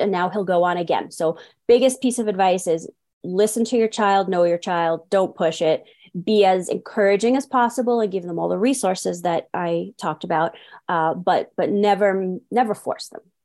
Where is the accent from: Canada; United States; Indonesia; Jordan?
United States; New York City, New York; moved away as an adult; now in Farmington, United States; I was actually born and raised in New York City, in the Bronx to be specific